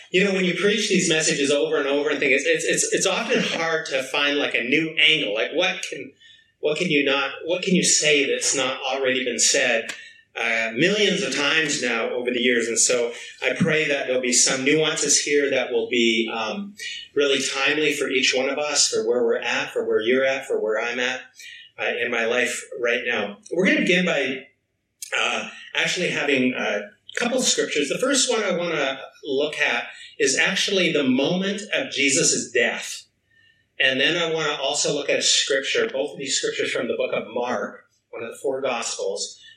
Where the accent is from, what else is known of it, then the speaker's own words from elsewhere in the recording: British Columbia, Canada; Uh, I'm originally from Vancouver Island.